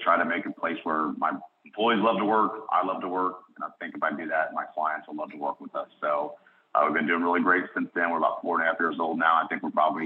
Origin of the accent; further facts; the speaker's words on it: Cincinnati, Ohio, United States; moved away as an adult; now in Charlotte, United States; I grew up in Cincinnati, Ohio area